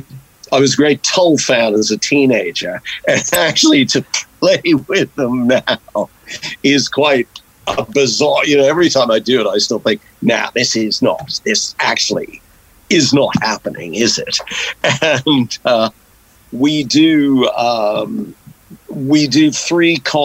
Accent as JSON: {"language": "English", "town": "Marblehead", "region": "Massachusetts", "country": "United States", "tie": "born or raised there", "also_born_or_lived": "Boston / Maine", "moved": "as an adult", "lives_now": "United Kingdom", "said": "I grew up in coastal Massachusetts"}